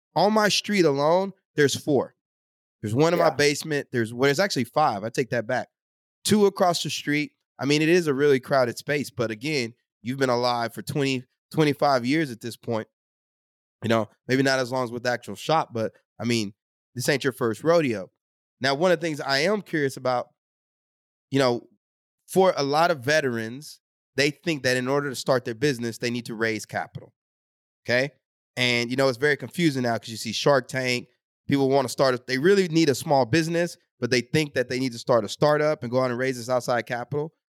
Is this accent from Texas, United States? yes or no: yes; Texas, United States; I grew up in Texas